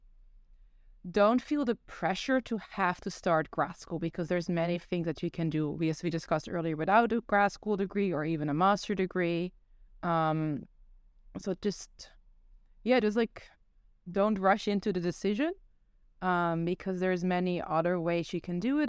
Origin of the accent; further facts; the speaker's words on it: Netherlands; also born or lived in South Korea; now in United States; growing up in Netherlands